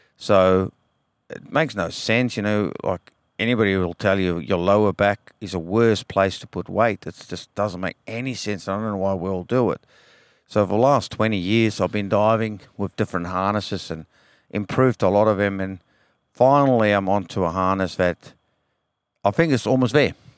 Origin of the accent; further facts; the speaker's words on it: Western Cape, South Africa; now in Western Australia, Australia; I grew up in South Africa